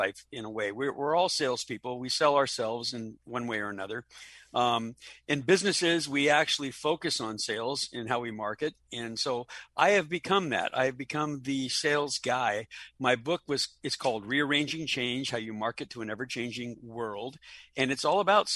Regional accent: Los Angeles, California, United States; now in Orlando, United States; I'm originally from Los Angeles, born and raised on the West Coast in California

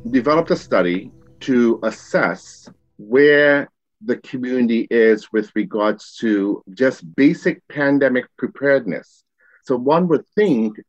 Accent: New York City, New York, United States; Growing up in Queens

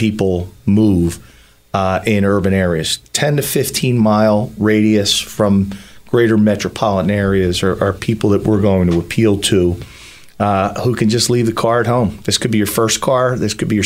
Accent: Philadelphia, Pennsylvania, United States; I grew up in South Philly, in Grace Ferry, and my dad was a cop

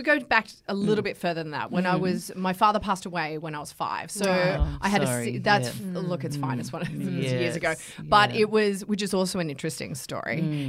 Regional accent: Bankstown, New South Wales, Australia; born there; also born or lived in Wagga Wagga / Canberra; I was born in Sydney. I was born in Bankstown. But I kind of spent most of my years, my formative years, in Wagga Wagga and also Canberra.

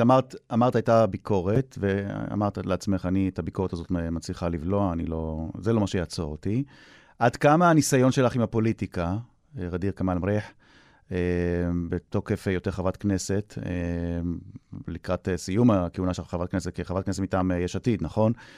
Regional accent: Jaffa, Tel Aviv District, Israel; אני הילד מיפו, מהמיעוט הערבי

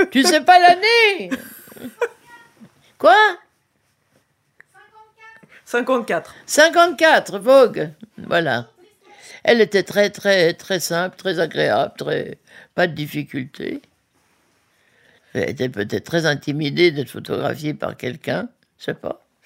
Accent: Geneva, Switzerland; je venais de la Suisse bien propre. À Genève, même pendant la guerre, il n'y avait pas de clochards

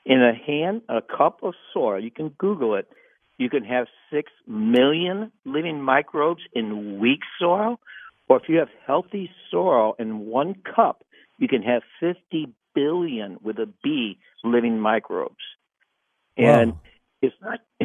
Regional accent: Missouri, United States; moved away; also born or lived in California; I grew up in Missouri

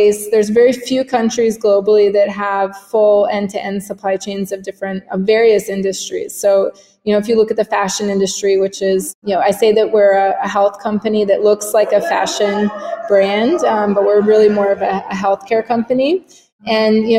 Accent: Washington, District of Columbia, United States; moved away as an adult; also born or lived in Berkeley / Switzerland; now in Brazil; I'm from the Washington, D.C. area originally

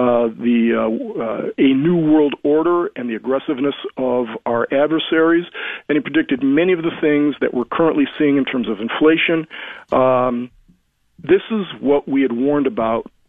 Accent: United States; I'm an American

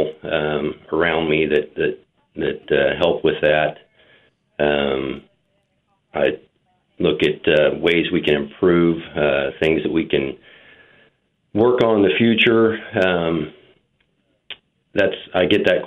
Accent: Wichita, Kansas, United States; I grew up in Wichita. Attended Wichita

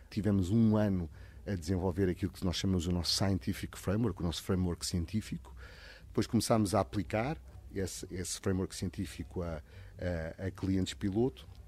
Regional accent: Portugal; also born or lived in Mozambique; A minha família é de Goa, mas eu nasci em Moçambique e depois vivi sempre em Portugal.

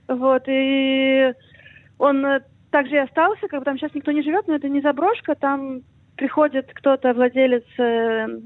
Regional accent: Ukraine; now in Israel; как бы я из, из Украины и родилась на Израиле, мы живем в Израиле.

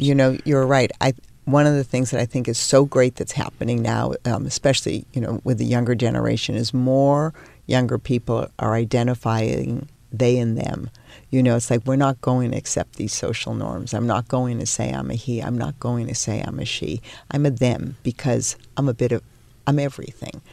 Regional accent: Peabody, Massachusetts, United States; moved away; I grew up in a town in Massachusetts called Peabody.

